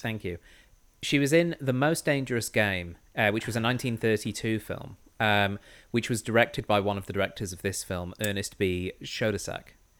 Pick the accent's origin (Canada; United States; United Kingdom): United Kingdom; I'm British white